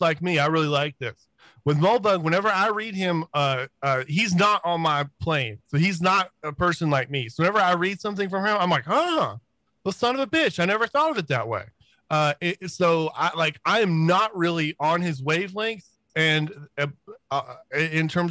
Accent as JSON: {"language": "English", "region": "Florida", "country": "United States", "moved": "yes", "lives_now": "Texas, United States", "said": "I'm from Florida originally. I'm in Texas now."}